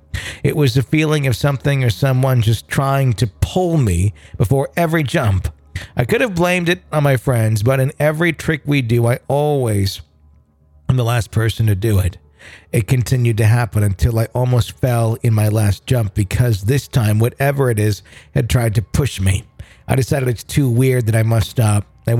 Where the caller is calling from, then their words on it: Ann Arbor, Michigan, United States; also born or lived in Philippines; from Ann Arbor, Michigan. I have a couple of paranormal experiences that I'd like to share. I was born in the Philippines with my parents who were still serving in the USAF. I was raised with Filipino friends